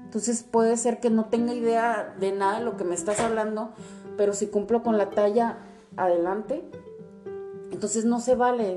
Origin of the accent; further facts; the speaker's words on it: Tijuana, Baja California, Mexico; also born or lived in Mexico City; nací en la Ciudad de México, pero toda la vida he vivido aquí en, Tijuana